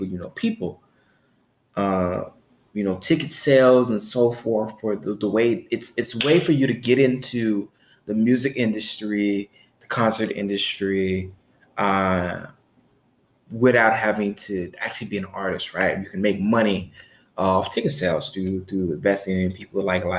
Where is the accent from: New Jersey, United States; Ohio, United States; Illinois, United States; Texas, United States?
Illinois, United States; Chicago; because where I'm from, because I'm from Chicago, Illinois, there wasn't a lot of talk about alternative ways to make money. There wasn't a lot of talk in my household